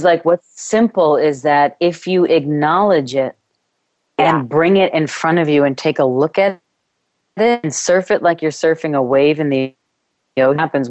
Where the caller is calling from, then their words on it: Ireland; I am calling from Ireland, so there's a little bit of wind going on outside.